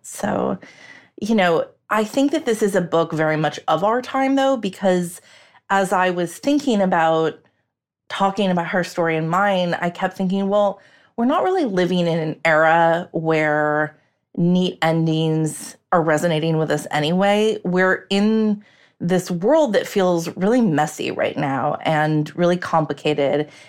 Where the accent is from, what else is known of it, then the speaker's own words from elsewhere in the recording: United States; as an American